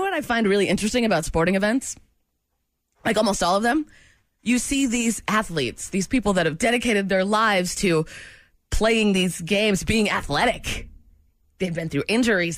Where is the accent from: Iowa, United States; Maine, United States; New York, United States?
Maine, United States; now in Kansas City, United States; my home state of Maine